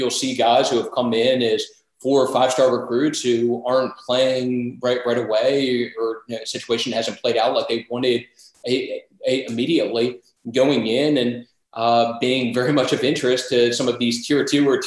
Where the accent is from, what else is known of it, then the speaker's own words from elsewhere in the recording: Maryland, United States; moved away as an adult; also born or lived in Alabama; I'm originally from Maryland